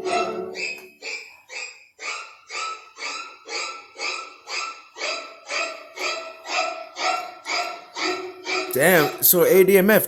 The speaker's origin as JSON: {"language": "English", "country": "United States", "said": "I'm a 31-year-old American, so I have pretty much that American experience"}